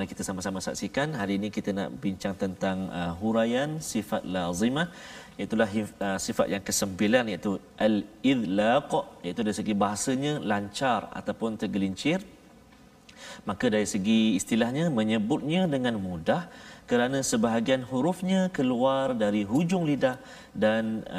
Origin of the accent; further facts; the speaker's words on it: Terengganu, Malaysia; kampung saya kat Terengganu